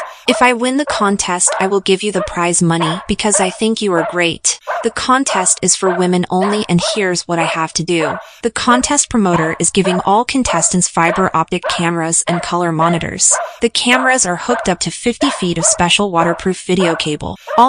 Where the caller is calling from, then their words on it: Detroit, Michigan, United States; I am calling you from Detroit, Michigan.